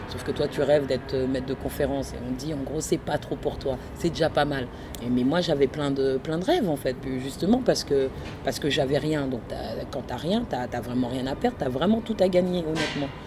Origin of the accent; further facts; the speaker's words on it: France; born there; Je suis née en France, euh, je suis née dans une famille ivoirienne euh, très traditionnelle, on est musulmans.